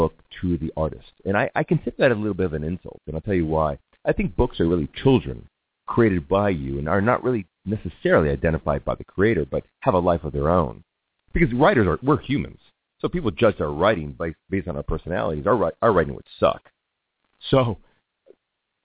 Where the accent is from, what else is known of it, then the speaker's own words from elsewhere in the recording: Burbank, California, United States; I grew up around a lot of what you would consider stars, growing up in Burbank, Los Angeles